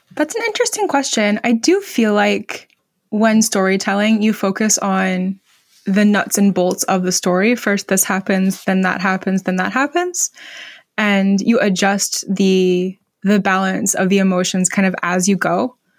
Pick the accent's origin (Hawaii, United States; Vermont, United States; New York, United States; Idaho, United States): Vermont, United States; my home state of Vermont